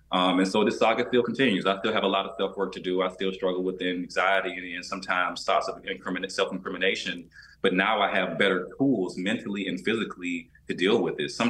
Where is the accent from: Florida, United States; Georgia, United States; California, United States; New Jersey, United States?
Georgia, United States; Albany; I had no concept of health growing up in Albany, Georgia, you know.